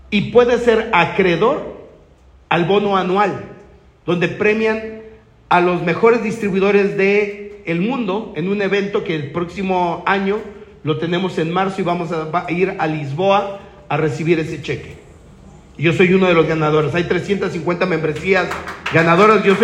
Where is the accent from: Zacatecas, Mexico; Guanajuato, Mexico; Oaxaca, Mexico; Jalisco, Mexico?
Jalisco, Mexico; Guadalajara; yo vengo de Guadalajara, tierra del mariachi y el tequila.